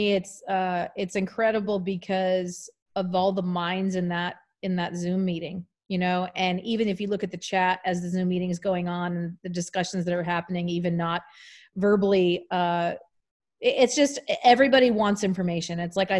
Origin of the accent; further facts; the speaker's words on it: East Coast, United States; but yeah, it's incredible because I'm from the East Coast. And so East Coast people normally have a very high opinion.